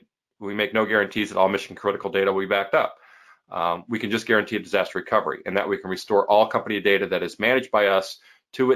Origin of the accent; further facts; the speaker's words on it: Midwest, United States; I'm from the Midwest